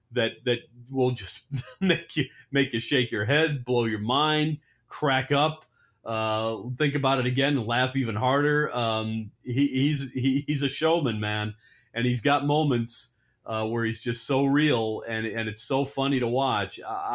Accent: Chicago, Illinois, United States; moved away; I grew up in Chicago

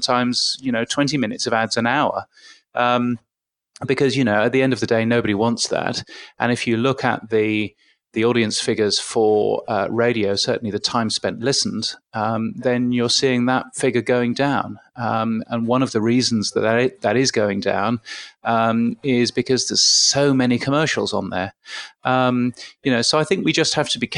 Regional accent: United Kingdom; accent: British; I grew up, as you can guess from my aloof British accent, I grew up in the UK.

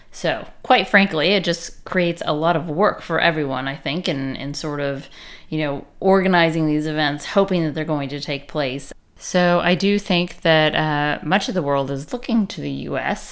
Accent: Chico, California, United States; Chico, which loyal listeners will know that is my hometown.

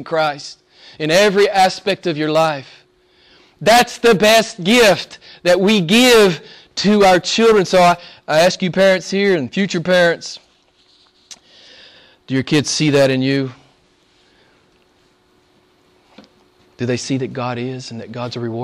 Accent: United States; moved away; I grew up in the States

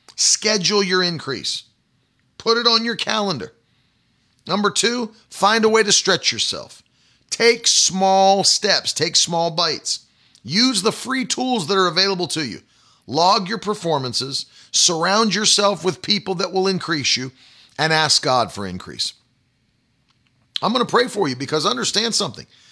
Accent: West Virginia, United States; moved away; when I was a, a kid, like, you know, growing up in West Virginia

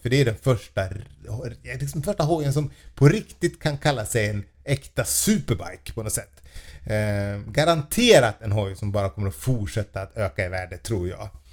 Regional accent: Falun, Dalarna County, Sweden; moved away; där jag eh, var uppvuxen

